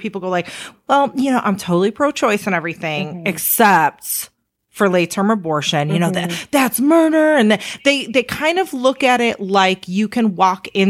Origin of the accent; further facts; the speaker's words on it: Chicago, Illinois, United States; So I grew up in Chicago and I almost went to Kenwood